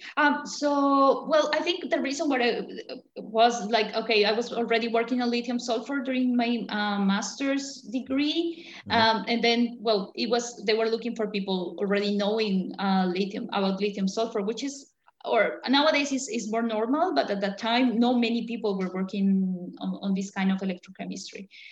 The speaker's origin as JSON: {"language": "English", "country": "Colombia", "also_born_or_lived": "France / England / China", "moved": "as an adult", "lives_now": "Germany", "said": "I'm originally from Colombia"}